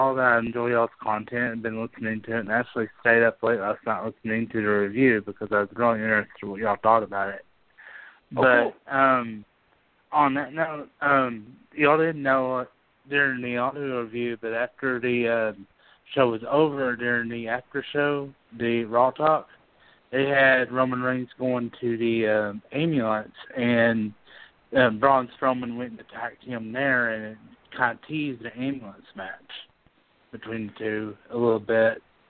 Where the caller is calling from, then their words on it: Altus, Oklahoma, United States; from Atlas City, Oklahoma.